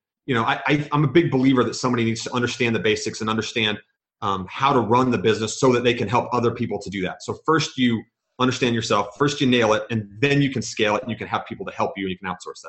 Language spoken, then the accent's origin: English; Georgia, United States; born there; also born or lived in Virginia / New York / Kansas / Germany; now in Utah, United States; I'm an Army brat. So I was born in Georgia. I've lived in Virginia.